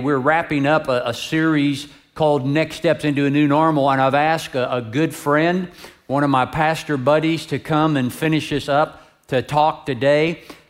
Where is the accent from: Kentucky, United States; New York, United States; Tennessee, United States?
Kentucky, United States; my home state of Kentucky.